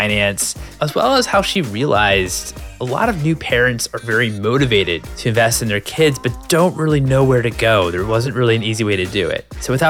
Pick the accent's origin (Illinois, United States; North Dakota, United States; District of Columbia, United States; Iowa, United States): District of Columbia, United States; Washington; now in Los Angeles, United States; I'm from the East Coast. I'm from Washington, D.C., and it gets quite humid there.